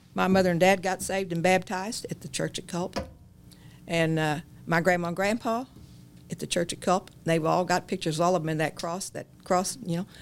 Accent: Chittyville, just north of Herrin, Illinois, United States; I started in Chittyville, same place as your dad

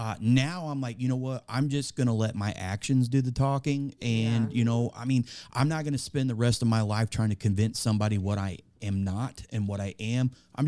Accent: West Frankfort, Illinois, United States; I was born and raised here in Southern Illinois, a little small town just south of us here, West Frankfort. I was born there in 1984, grew up there all my life

